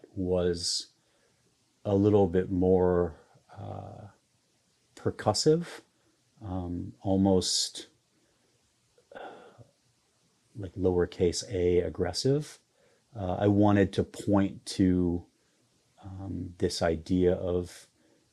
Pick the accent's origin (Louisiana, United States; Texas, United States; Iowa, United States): Iowa, United States; I grew up in the Midwest, and I grew up in a small town in Iowa